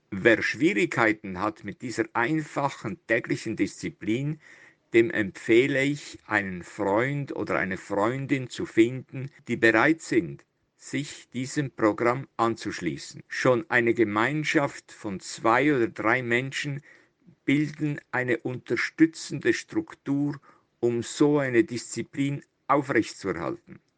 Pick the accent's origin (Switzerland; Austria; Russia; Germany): Switzerland; Italian Switzerland; also born or lived in Zürich; Ich bin 1944 in Zürich geboren, habe aber immer in der italienischen Schweiz gelebt.